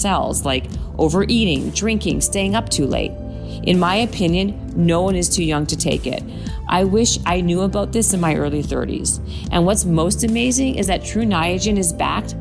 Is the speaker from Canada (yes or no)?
yes; Toronto, Ontario, Canada; Toronto, Canada, of course, my hometown